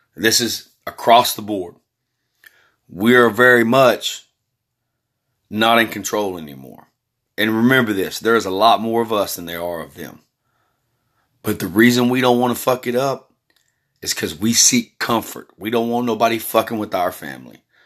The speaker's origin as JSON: {"language": "English", "region": "Texas", "country": "United States", "tie": "born or raised there", "also_born_or_lived": "California", "said": "I was born in California, been living in Texas majority of my life after about age four."}